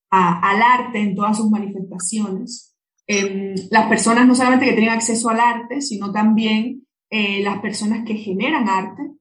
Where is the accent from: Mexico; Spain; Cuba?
Cuba; en mi país de donde yo vengo, que es Cuba, em, se le dedica mucho espacio desde el punto de vista estatal